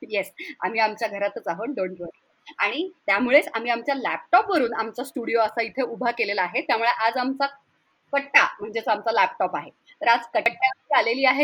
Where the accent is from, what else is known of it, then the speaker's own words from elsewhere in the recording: Pune, Maharashtra, India; हो मी पुण्याचीच आहे